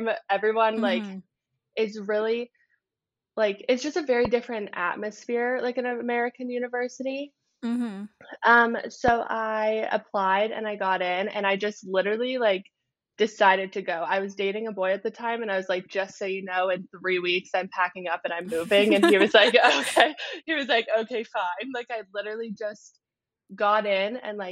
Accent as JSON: {"language": "English", "town": "Edmonton", "region": "Alberta", "country": "Canada", "tie": "born or raised there", "moved": "as an adult", "lives_now": "Pittsburgh, United States", "said": "I'm from Edmonton, Alberta, but I currently go to school in Pittsburgh."}